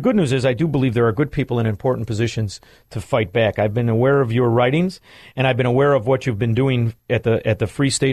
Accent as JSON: {"language": "English", "town": "Chicago", "region": "Illinois", "country": "United States", "said": "I'm from Chicago"}